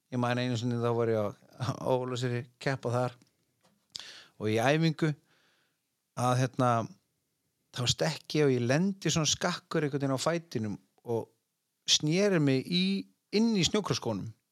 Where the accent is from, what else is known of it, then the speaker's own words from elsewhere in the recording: Iceland; ég er bara frá Íslandi